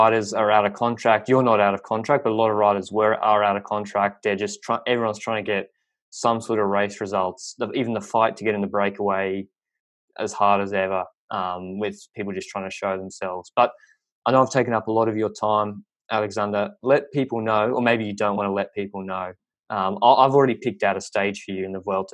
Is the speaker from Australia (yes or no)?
yes; Australia; accent: thick Australian; I know my Australian accent is like a lot of people don't understand me that well. My thick accent